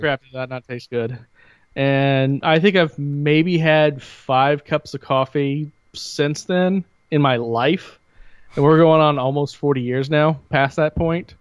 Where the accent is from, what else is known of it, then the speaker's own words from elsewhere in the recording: Bloomington, United States; growing up in Bloomington